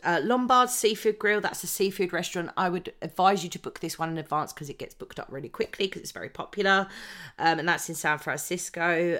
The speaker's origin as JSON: {"language": "English", "country": "United Kingdom", "said": "because we are British"}